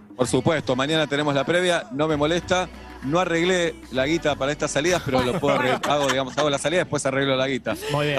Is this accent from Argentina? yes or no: yes; Argentina; somos argentinos